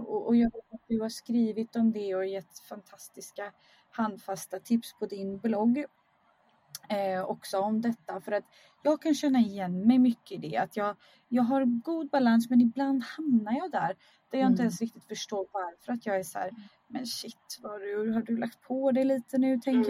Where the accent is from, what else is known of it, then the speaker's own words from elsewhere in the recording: Skärhamn, Västra Götaland, Sweden; now in Stockholm, Sweden; jag är uppvuxen i Skärhamn